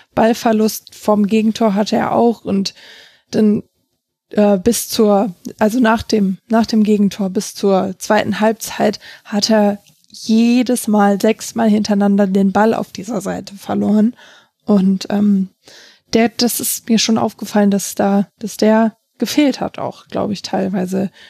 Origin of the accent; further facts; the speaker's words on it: Hamburg, Germany; ich komme aus Hamburg